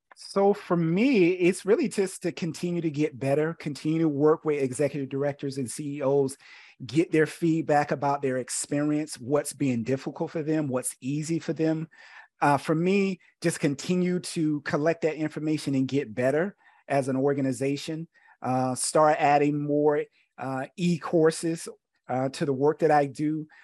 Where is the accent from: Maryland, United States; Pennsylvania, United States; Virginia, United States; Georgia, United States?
Georgia, United States; Camilla; moved away as an adult; also born or lived in South Carolina; I'm originally from Georgia, um, born in a small country town called Camilla